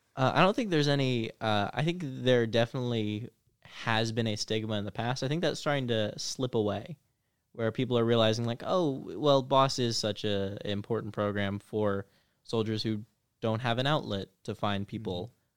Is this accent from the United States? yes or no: yes; Kentucky, United States; moved away; I'm, I'm from Kentucky, which is also mutton country